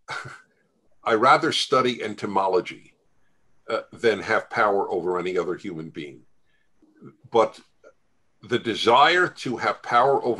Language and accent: English; United States; as an American Jew, that I am a member of two chosen peoples.